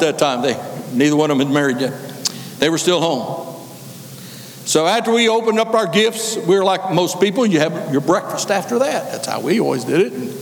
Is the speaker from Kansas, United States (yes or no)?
yes; Kansas, United States; moved away; I was raised up here in Kansas